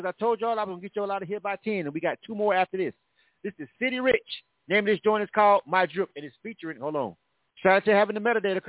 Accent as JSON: {"language": "English", "town": "Panama City", "region": "Florida", "country": "United States", "said": "And I'm from the A50. That's Panama City, Florida."}